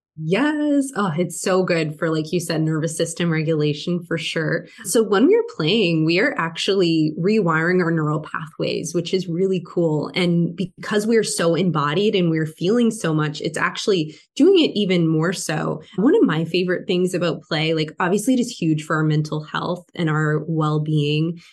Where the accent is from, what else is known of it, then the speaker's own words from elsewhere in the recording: Canada; I'm from Canada. It was very strict up here